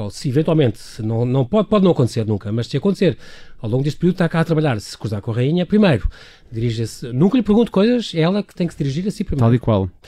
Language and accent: Portuguese; Portugal; nós somos portugueses